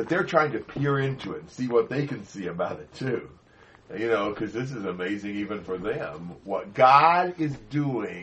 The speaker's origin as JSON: {"language": "English", "country": "United States", "moved": "as an adult", "lives_now": "Brazil", "said": "as an American"}